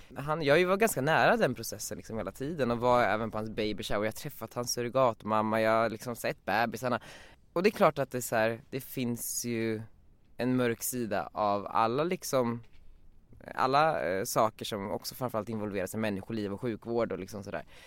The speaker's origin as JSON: {"language": "Swedish", "town": "Västerås", "region": "Västmanland", "country": "Sweden", "tie": "born or raised there", "moved": "as an adult", "lives_now": "Stockholm, Sweden", "said": "jag är från Västerås och växte upp där"}